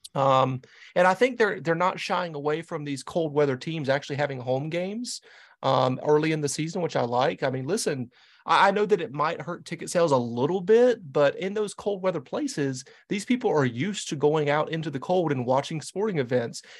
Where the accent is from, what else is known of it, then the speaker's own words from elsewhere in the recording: the Carolinas, United States; now in New England, United States; I'm a New England guy, but I'm born and raised in the Carolinas